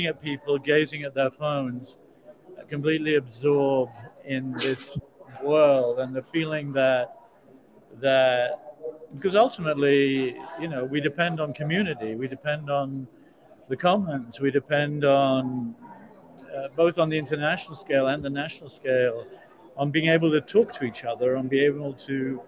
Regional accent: South Africa; also born or lived in United Kingdom; now in United States; I come from South Africa. I mean, I spent my entire childhood and adolescence listening to my relatives

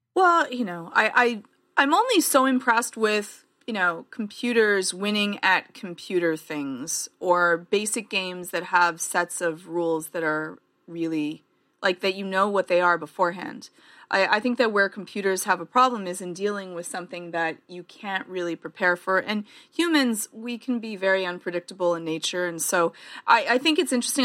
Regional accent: Canada; I'm Canadian

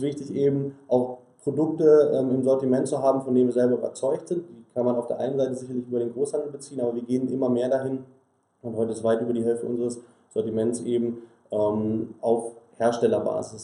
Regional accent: Sauerland, North Rhine-Westphalia, Germany; wir kommen alle ähm, gebürtig aus dem Sauerland und ähm, in der Region, in der wir aufgewachsen sind

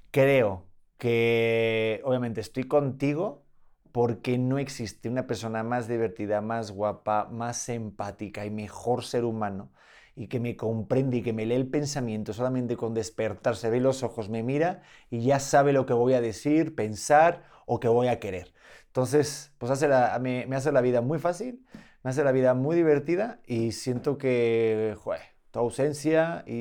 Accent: Aguascalientes, Mexico; Y tú, y conmigo, que sepas que yo soy de Aguascalientes

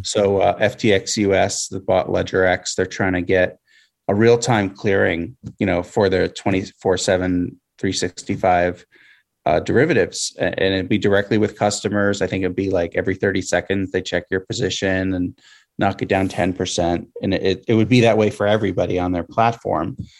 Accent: Pennsylvania, United States; my home state in Pennsylvania

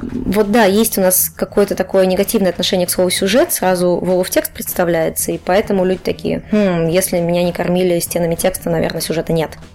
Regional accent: Cheboksary, Chuvash Republic, Russia; moved away as an adult; also born or lived in Saint Petersburg; я из Чебоксар, такой маленький город на Волге

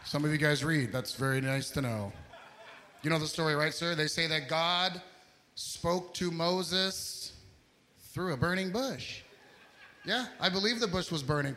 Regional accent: Egypt; that's where I'm from Egypt.

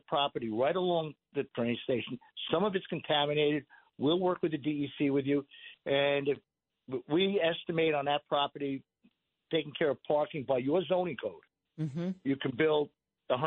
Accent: Patchogue, New York, United States; Born and raised in Patchogue.

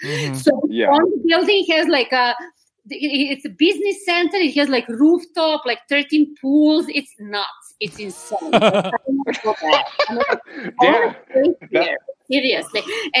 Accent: Serbia; I'm Serbian.

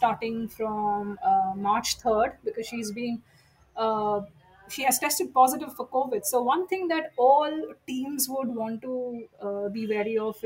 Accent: India; my being an Indian.

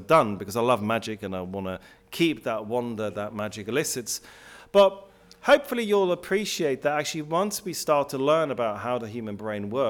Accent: Switzerland; now in England; I grew up in Switzerland. I then moved to England

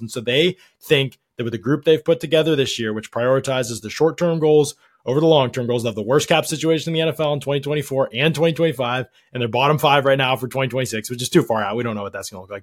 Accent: outside Pittsburgh, Pennsylvania, United States; I grew up outside Pittsburgh

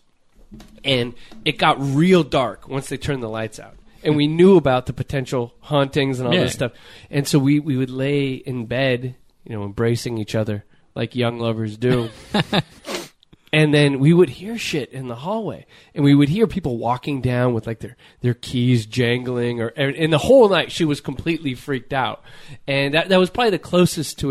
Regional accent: Torrance, California, United States; where Quinn and I grew up

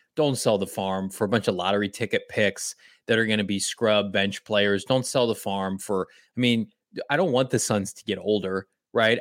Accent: Chicago, Illinois, United States; I'm from Chicago.

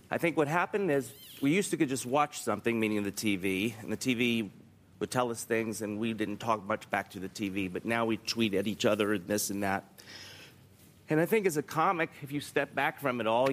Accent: the South, United States; I'm from the South, and being polite and nice is like, you know, you have to be that way

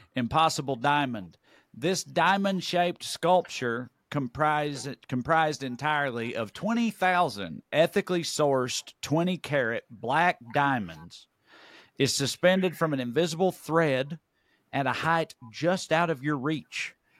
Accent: Celina, Tennessee, United States; moved away; I just came back from my hometown of Salina, Tennessee. I was there for a little over a week, catching up with some old friends, working on the house I grew up

